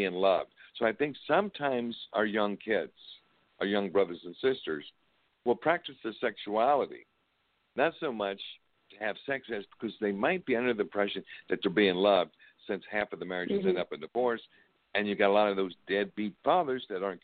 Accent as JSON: {"language": "English", "town": "Parkersburg", "region": "West Virginia", "country": "United States", "tie": "born or raised there", "also_born_or_lived": "Belpre, Ohio", "said": "I was born in Parkersburg, West Virginia."}